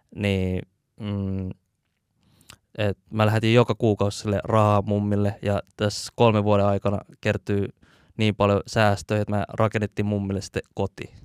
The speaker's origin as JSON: {"language": "Finnish", "town": "Helsinki", "region": "Uusimaa", "country": "Finland", "tie": "born or raised there", "also_born_or_lived": "Hakunila, Vantaa / Malmi, Helsinki", "said": "mä koen itteni enemmän sille kontulalaiseksi kuin äh, missään muualla, että et, siellä on kasvanut tosi paljon."}